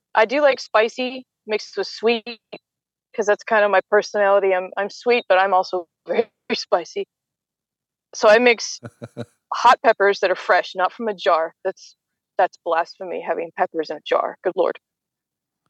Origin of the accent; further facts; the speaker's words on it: United States; as an American